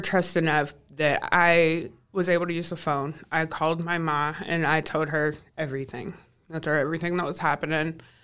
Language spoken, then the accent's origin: English; Kentucky, United States; also born or lived in California; came back to my hometown